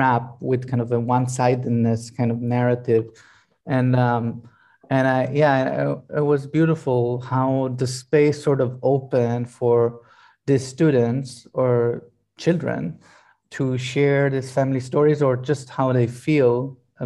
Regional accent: Israel; now in Italy; we live in Italy, and I'm originally from Israel

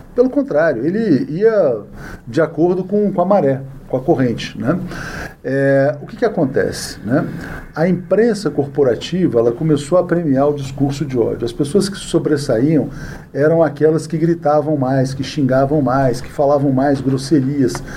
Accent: Brasília, Federal District, Brazil; Eu sou de Brasília, nasci em Brasília

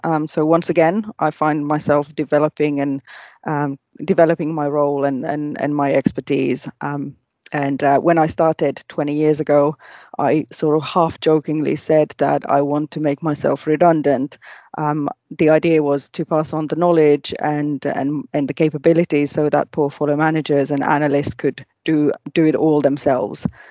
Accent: Finland; moved away as an adult; also born or lived in Asia; I was born and bred in Finland

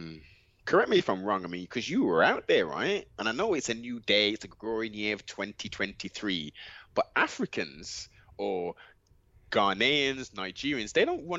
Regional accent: England, United Kingdom; our foreparents came over to the UK from the Caribbean. We have the citizenship of being British

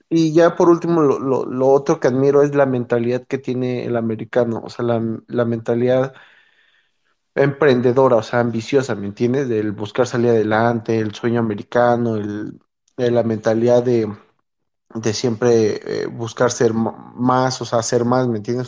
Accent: Mexico; moved away as an adult; also born or lived in United States / State of Mexico; now in Utah, United States; yo me considero latino porque crecí en México

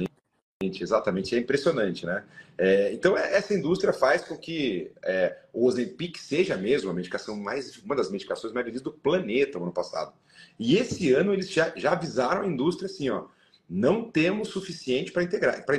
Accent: Sorocaba, São Paulo, Brazil; A gente ia do interior, né? Sou de Sorocaba

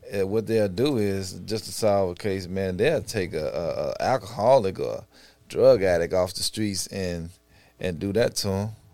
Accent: Chicago, Illinois, United States; growing up in Inglewood slash Auburn, Gresham

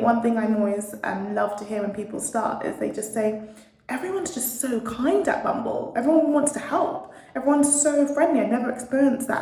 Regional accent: London, United Kingdom; moved away as an adult; born and bred in London

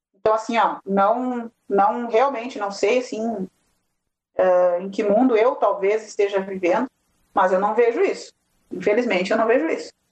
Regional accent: Nova Palma, Rio Grande do Sul, Brazil; eu sou aqui de Nova Palma

